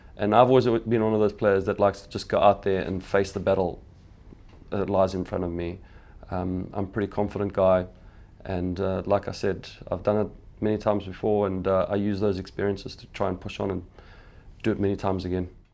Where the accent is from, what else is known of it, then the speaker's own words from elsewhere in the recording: Phalaborwa, Limpopo, South Africa; I grew up in Pellabora